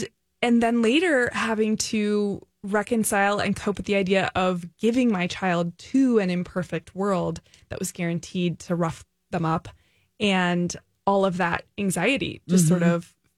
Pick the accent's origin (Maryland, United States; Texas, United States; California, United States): California, United States; now in St. Paul, United States; I'm from California.